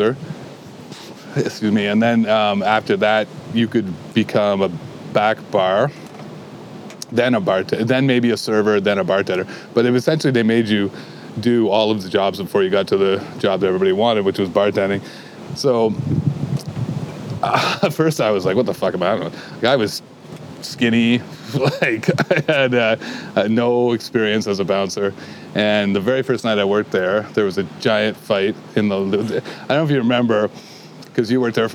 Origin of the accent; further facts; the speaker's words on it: Kingston, Ontario, Canada; moved away as an adult; now in Waterloo, Canada; I had a couple under-the-table jobs when I grew up in Kingston